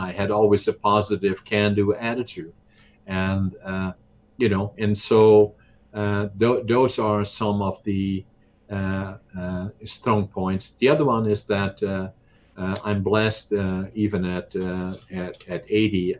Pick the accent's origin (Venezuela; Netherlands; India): Netherlands; English is a second language; moved away as an adult; now in Canada; I was obviously from Holland